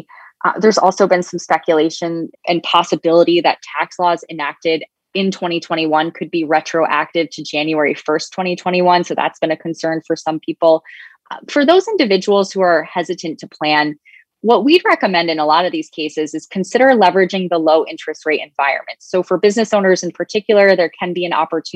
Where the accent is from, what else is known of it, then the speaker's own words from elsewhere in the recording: New York, United States; my home state of New York